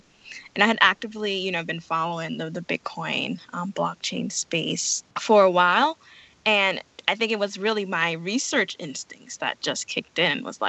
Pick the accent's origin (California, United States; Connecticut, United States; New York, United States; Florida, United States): New York, United States; New York City; also born or lived in Jamaica / Ithaca, New York; I moved to New York City. So I grew up in New York City